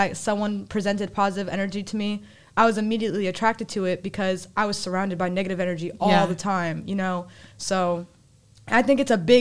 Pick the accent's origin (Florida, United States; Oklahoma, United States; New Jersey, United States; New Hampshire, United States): New Hampshire, United States; moved away as an adult; now in North Carolina, United States; I grew up in New Hampshire. That's where I spent 14 years of my life